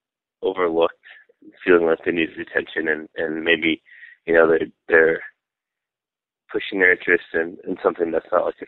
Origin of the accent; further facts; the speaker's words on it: Fenton, Michigan, United States; also born or lived in Southfield; I was born in Southfield, Michigan, but I was raised in Fenton, Michigan, which is a relatively small town that when we were growing up, it had about like 10,000 people there.